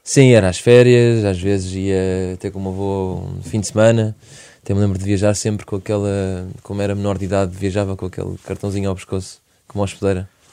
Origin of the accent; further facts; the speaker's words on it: Portugal; accent: Portuguese; o nosso sotaque português